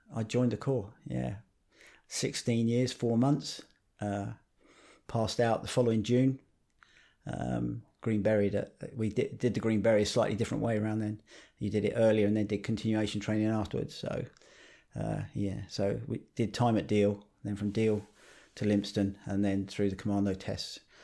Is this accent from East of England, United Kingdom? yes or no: yes; Harlow, East of England, United Kingdom; I lived up in Harlow, Newtown in Essex